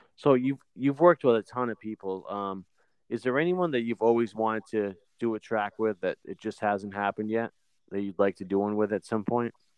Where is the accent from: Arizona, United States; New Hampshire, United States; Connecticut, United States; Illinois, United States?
New Hampshire, United States; moved away; I'm, I'm originally from New Hampshire